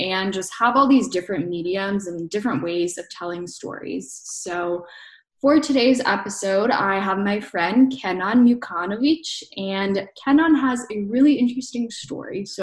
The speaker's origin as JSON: {"language": "English", "region": "Georgia", "country": "United States", "accent": "Georgia", "first_language": "Bosnian", "second_language": "English", "said": "you'll hear like the Georgia accent."}